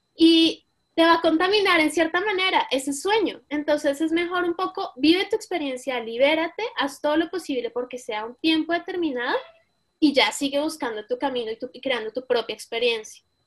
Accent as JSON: {"language": "Spanish", "country": "Colombia", "moved": "as an adult", "lives_now": "Paris, France", "said": "Soy colombiana, viviendo en París desde hace cinco años."}